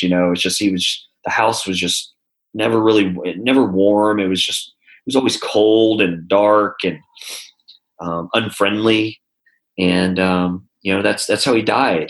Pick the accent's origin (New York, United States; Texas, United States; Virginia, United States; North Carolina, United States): Texas, United States; also born or lived in California; now in Nashville, United States; I'm from Texas